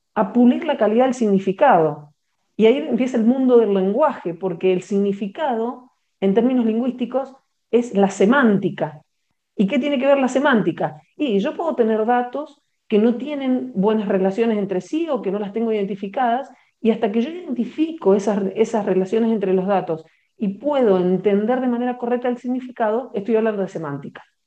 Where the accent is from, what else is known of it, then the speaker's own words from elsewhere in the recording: Patagonia, Argentina; now in Bogotá, Colombia; yo estoy ubicada eh, de manera habitual en Bogotá, pero en este momento me encuentro en la, Patagonia, que es donde, de donde soy oriunda.